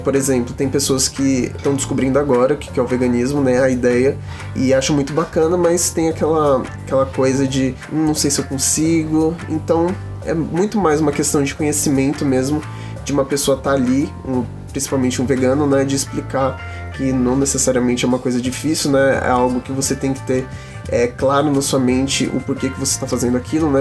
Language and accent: Portuguese; Osasco, São Paulo, Brazil; Eu sou de Osasco